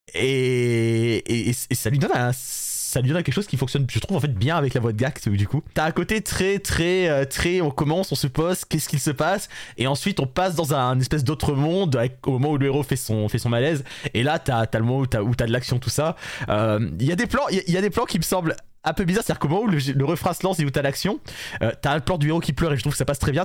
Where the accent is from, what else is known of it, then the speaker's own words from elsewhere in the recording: France; nous sommes français